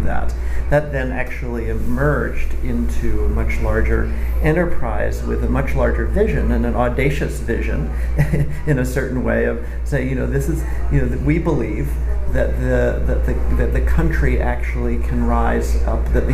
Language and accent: English; United States; I was born here in the United States